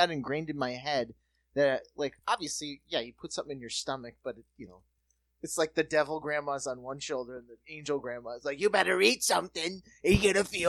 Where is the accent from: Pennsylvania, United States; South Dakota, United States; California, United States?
South Dakota, United States; moved away; also born or lived in Minneapolis / New York; it has to be growing up in South Dakota